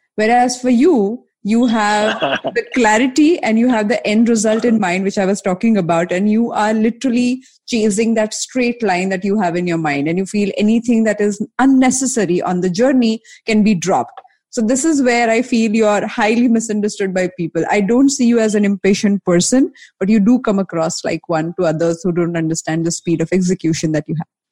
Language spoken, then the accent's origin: English; Mumbai, Maharashtra, India; I'm from Bombay